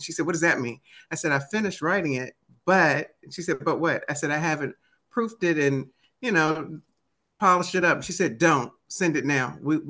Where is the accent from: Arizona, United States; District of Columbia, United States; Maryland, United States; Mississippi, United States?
District of Columbia, United States; Washington; accent: DC; that probably doesn't sound right with my DC accent.